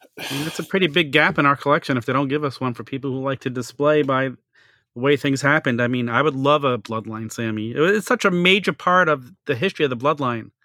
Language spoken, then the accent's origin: English; New York City, New York, United States; I had a little local toy store where I grew up in Staten Island